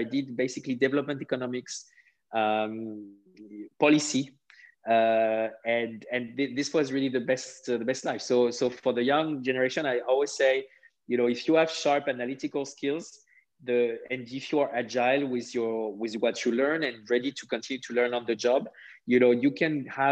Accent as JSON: {"language": "English", "region": "southwest France", "country": "France", "tie": "born or raised there", "second_language": "English", "moved": "as an adult", "lives_now": "Germany", "said": "I grew up in France. You know, I come from a very humble family in the southwest of France"}